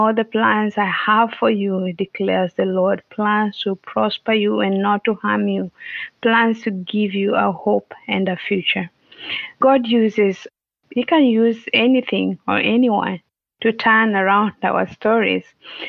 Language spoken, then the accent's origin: English; Western Kenya, Kenya; So I am from Kenya. I was born and raised in Kenya. I grew up in a village in Western Kenya. For those who might have an idea, Western Kenya, near Lake Victoria, Kisumu, those areas.